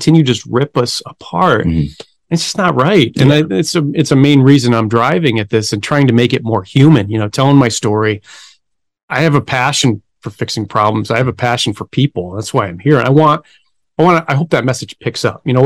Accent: Buffalo, New York, United States; now in Phoenix, United States; I grew up in Buffalo, New York.

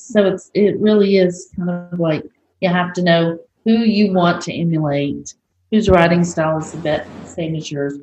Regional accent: United States; accent: country

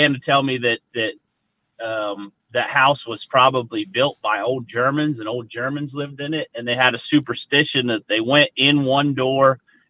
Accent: Mount Pleasant, Pennsylvania, United States; I grew up in Mount Pleasant, Pennsylvania, which is kind of like the southwest corner of the state

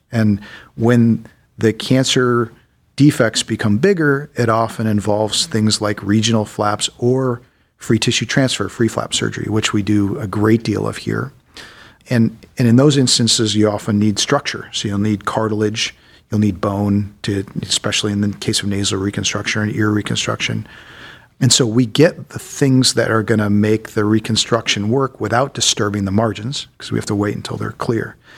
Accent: Solon, Ohio, United States; I grew up mostly in Solon, Ohio. So I'm a local boy

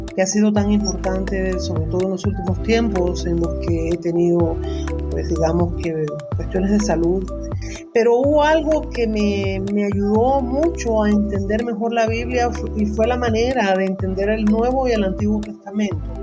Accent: Las Tunas, Cuba; soy cubana de las Tunas Cubas

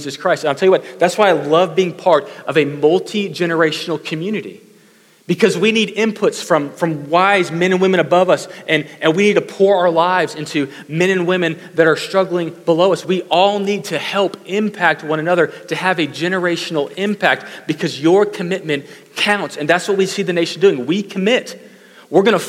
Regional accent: Katy, Texas, United States; I grew up in Katy, but not the farming Katy, the other one

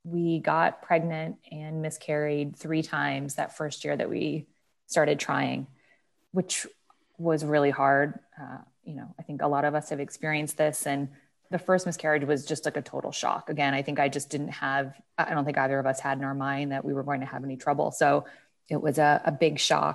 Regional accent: New England, United States; moved away as an adult; also born or lived in Boston; now in Columbus, United States; I'm from New England. And so I was in Boston

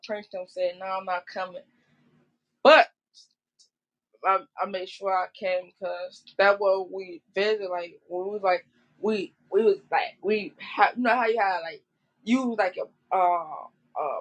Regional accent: Chicago, Illinois, United States; I'm from Chicago

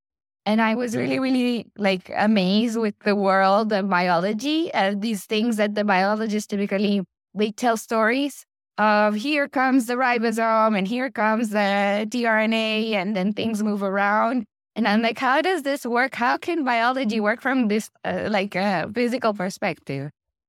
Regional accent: Medellin, Antioquia, Colombia; moved away as an adult; I was born in Medellin, Colombia, and that's basically where I grew up and where I did my undergrad studies.

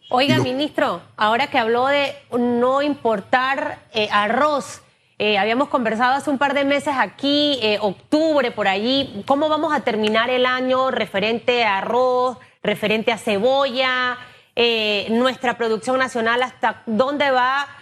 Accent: Panama; como panameños

